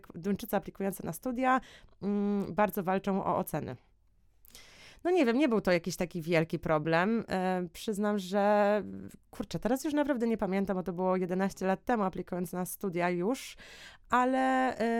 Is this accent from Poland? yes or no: yes; Poland; my byliśmy w czwórkę, czwórka Polaków